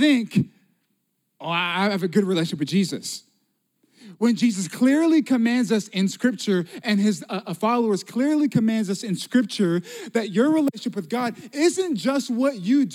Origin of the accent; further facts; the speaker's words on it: Las Vegas, Nevada, United States; moved away; also born or lived in Pensacola, Florida; I'm from Las Vegas, originally